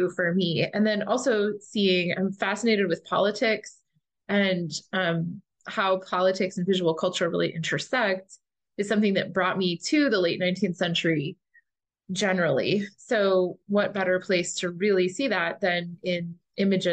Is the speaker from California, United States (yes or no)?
no; Chicago, Illinois, United States; now in Sewanee, United States; I'm originally from Chicago